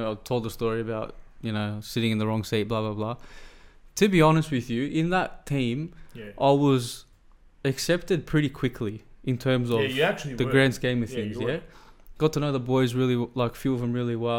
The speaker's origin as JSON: {"language": "English", "country": "Australia", "moved": "yes", "said": "I'm from Australia as well?"}